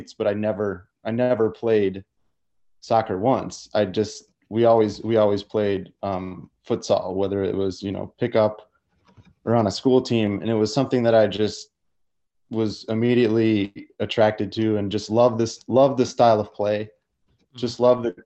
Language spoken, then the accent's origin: English; Madison, Wisconsin, United States; originally I'm from Madison, Wisconsin